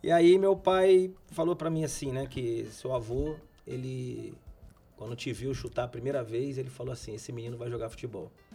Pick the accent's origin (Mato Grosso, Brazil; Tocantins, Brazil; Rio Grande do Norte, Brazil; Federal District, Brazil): Federal District, Brazil; Brasília; moved away; also born or lived in Campinas / Italy; eu nasci em Brasília